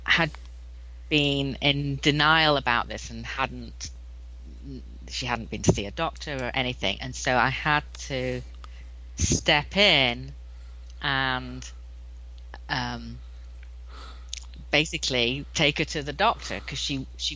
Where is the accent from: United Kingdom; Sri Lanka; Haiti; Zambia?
United Kingdom; England; now in United States; I'm from England, as you may be able to tell from my accent.